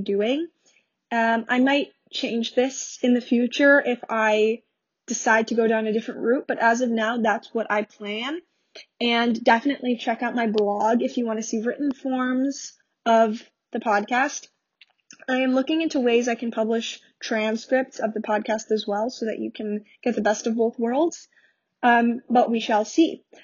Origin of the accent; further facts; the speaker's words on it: New York, United States; I'm from New York